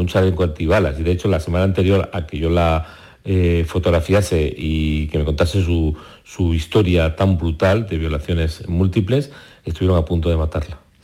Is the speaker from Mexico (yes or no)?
no; Barcelona, Catalonia, Spain; also born or lived in Córdoba; Yo nací en Córdoba, pero antes de cumplir los tres años eh, nos fuimos a Barcelona